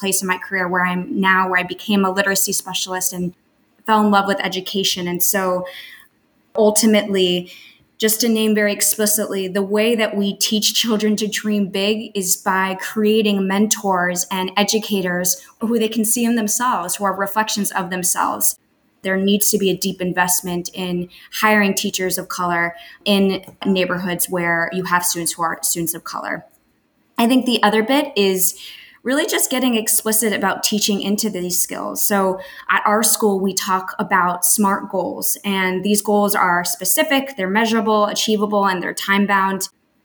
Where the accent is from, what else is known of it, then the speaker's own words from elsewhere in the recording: Miami, Florida, United States; moved away as an adult; also born or lived in Colombia; now in New York City, United States; I grew up in Miami, Florida. My family left Colombia